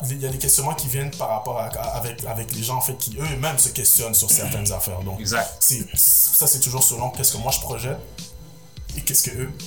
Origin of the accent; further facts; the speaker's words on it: Montreal, Quebec, Canada; born there; Je suis né à Montréal, multi-ethnicité.